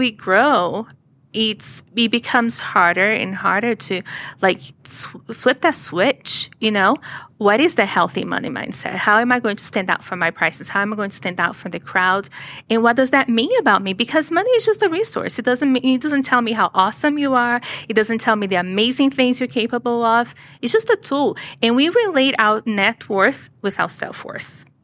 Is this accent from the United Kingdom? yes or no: no; Brazil; English is a second language; now in United States; I was born in Brazil. You can probably hear the accent.